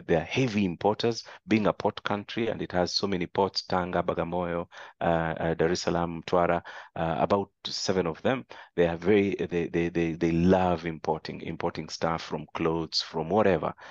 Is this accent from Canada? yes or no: no; Kenya; moved away as an adult; now in Tanzania; my fellow Kenyans